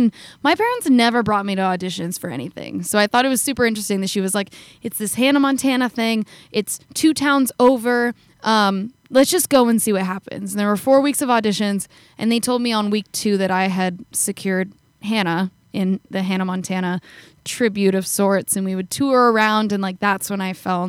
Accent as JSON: {"language": "English", "country": "Canada", "said": "I'm from Canada."}